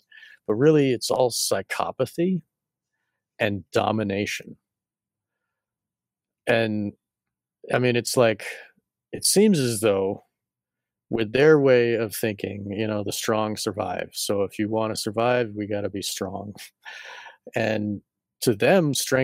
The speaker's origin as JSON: {"language": "English", "region": "Massachusetts", "country": "United States", "tie": "born or raised there", "said": "I was born in Massachusetts"}